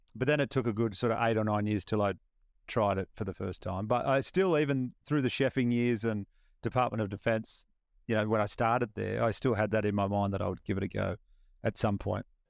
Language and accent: English; Batemans Bay, New South Wales, Australia; my hometown of Batemans Bay